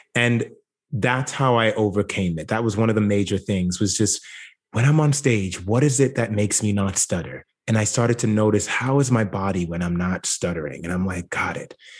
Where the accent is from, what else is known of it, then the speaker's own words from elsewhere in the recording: Jamaica; now in United States; growing up in Jamaica, I would be what Americans would consider poor